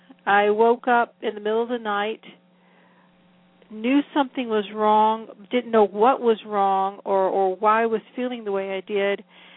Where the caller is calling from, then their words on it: Newport News, Virginia, United States; I am in Newport News, Virginia, which is in the southeastern part of Virginia.